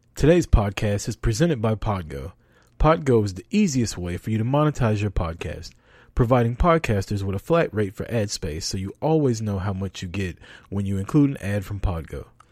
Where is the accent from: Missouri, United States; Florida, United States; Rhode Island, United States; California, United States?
Missouri, United States; Kansas City; I'm American. I was born in Kansas City, Missouri